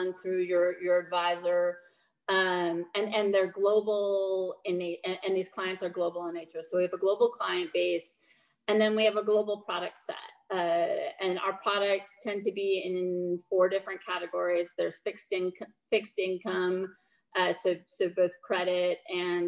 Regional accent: Minnesota, United States; now in Nashville, United States; I'm from Minnesota originally

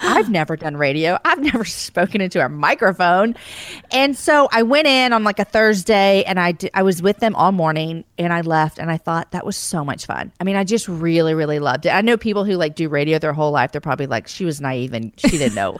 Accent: Texas, United States; I'm born and raised in Texas

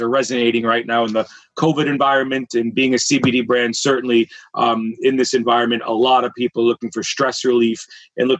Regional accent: Boston, Massachusetts, United States; I grew up in Boston

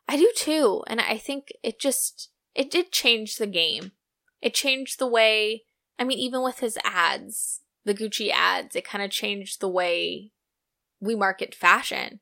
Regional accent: United States; I'm so American

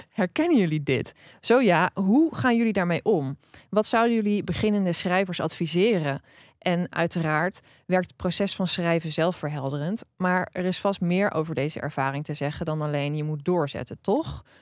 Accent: Drenthe, Netherlands; ik ben opgegroeid in Drenthe

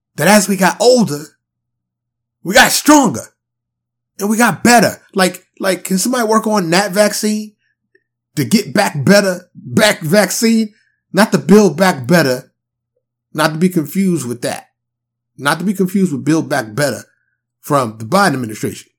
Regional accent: New York City, New York, United States; moved away; also born or lived in the South (US); I'm born and raised in New York City.

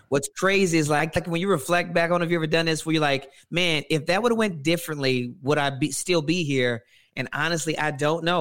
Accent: Louisiana, United States; now in Atlanta, United States; I'm originally from Louisiana, but Atlanta's home

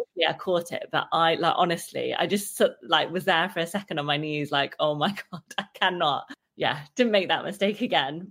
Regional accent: Derby, East Midlands, United Kingdom; I'm from Derby

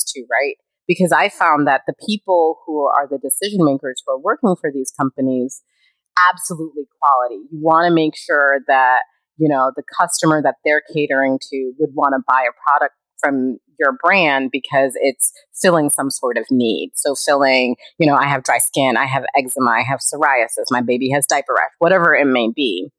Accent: United States; moved away; I am from America

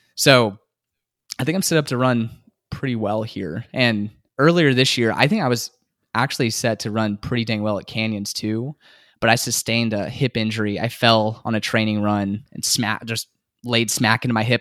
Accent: San Antonio, Texas, United States; also born or lived in Houston, Texas / Midland, Texas; I grew up here in San Antonio

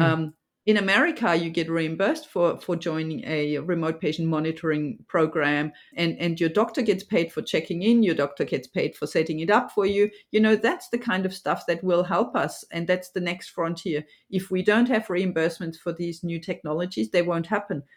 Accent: Germany; now in Australia; I'm obviously from Germany

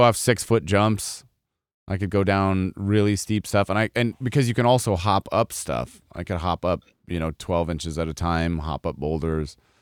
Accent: Colorado, United States; I grew up in Colorado

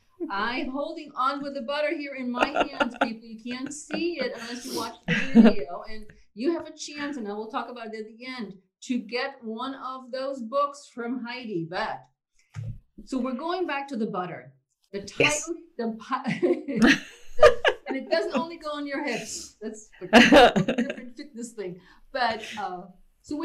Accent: Germany; moved away; I was raised in Germany

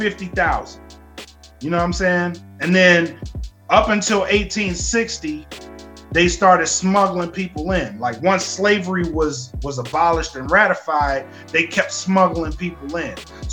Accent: United States; being born here almost doesn't seem like it matters, because we're born in America, we are American, and why aren't we treated like that all the time?

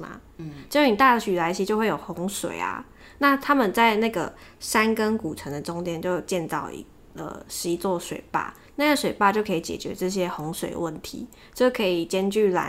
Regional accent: Taiwan; 你要想想看，我们台湾人当初大家移民到台湾的时候，都为了要抢水源在那边械斗。

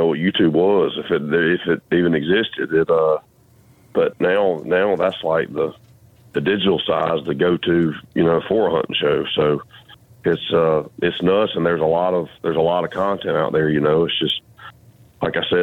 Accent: Georgia, United States; we're from the South, we're from Georgia, and just, you know, how we grew up, the traditions that was instilled in us

